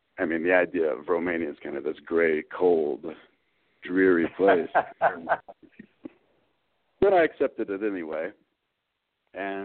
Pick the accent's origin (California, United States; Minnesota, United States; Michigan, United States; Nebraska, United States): Michigan, United States; southeast; also born or lived in Ann Arbor, Michigan; I grew up in Michigan, southeast Michigan. I was born in Ann Arbor. When I was about five, we moved to a more rural area south of there